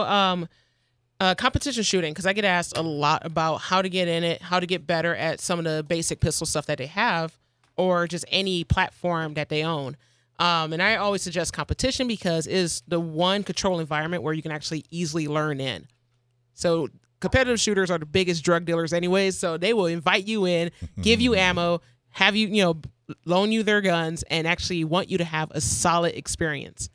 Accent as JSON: {"language": "English", "region": "Arizona", "country": "United States", "said": "I'm from out of state. I'm from Arizona"}